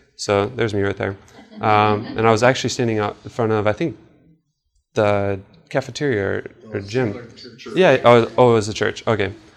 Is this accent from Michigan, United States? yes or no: yes; Traverse City, Michigan, United States; I'm from Traverse City, so you know, we have the Cherry Festival